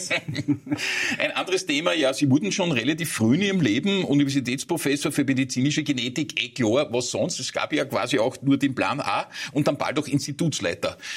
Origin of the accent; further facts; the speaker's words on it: Vienna, Austria; Wenn man dort herumgeht, äh, als Wiener, da ist ja alles Englisch angeschrieben